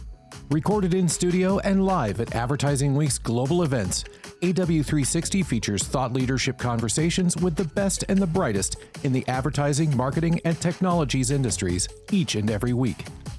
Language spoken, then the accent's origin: English; Seattle, Washington, United States; now in Portland, United States; I actually live in Portland. I'm from Seattle originally. Okay. I live in Portland.